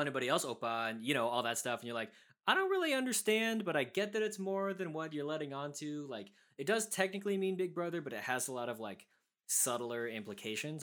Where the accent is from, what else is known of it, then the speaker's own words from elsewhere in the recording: United States; also born or lived in South Korea; what we as Korean adoptees go through, especially being raised in America, where it's like we're American